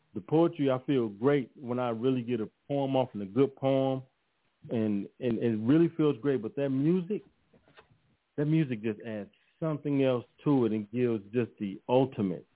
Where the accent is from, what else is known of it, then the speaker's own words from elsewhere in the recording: Los Angeles, California, United States; also born or lived in Austin, Texas; living in South Central Los Angeles, and I grew up in in Leimert Park area